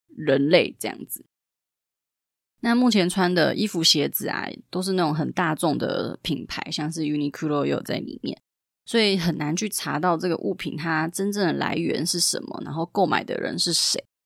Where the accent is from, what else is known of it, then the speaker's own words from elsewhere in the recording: Taiwan; 我们台湾人